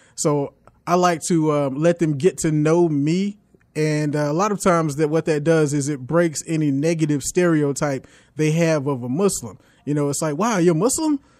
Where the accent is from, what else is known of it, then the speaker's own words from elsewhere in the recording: South Carolina, United States; also born or lived in New York / Florence, South Carolina / Columbia, South Carolina; Then we went over to Columbia, South Carolina